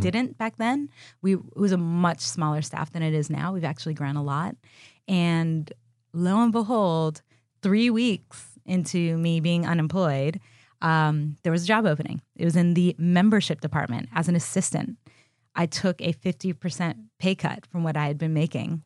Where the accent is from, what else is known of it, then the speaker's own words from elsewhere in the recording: Miami, Florida, United States; also born or lived in Austin, Texas; now in Los Angeles, United States; my best friend growing up in Miami, Florida